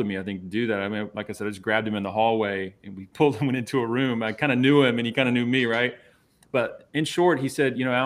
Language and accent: English; Savannah, Georgia, United States; I was born in Savannah